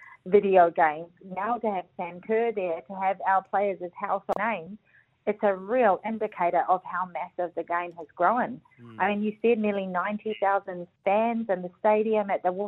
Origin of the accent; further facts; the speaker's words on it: New Zealand; being a Kiwi